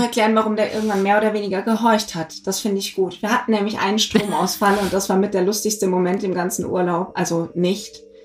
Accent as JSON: {"language": "German", "area": "Black Forest", "region": "Baden-Württemberg", "country": "Germany", "said": "ich komme aus dem Schwarzwald"}